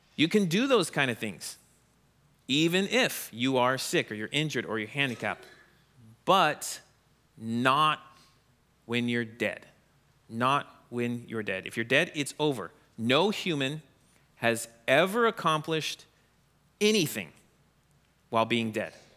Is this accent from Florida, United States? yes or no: yes; Orlando, Florida, United States; now in Wisconsin, United States; I grew up in Florida, near Orlando